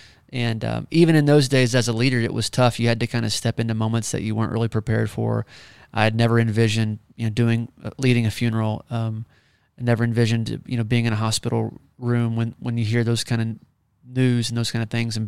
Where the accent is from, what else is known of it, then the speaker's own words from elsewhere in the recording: Pryor, Oklahoma, United States; Yeah, well, I'm from Pryor, which is right down the road from Tulsa. So Tulsa was the big city for me growing up.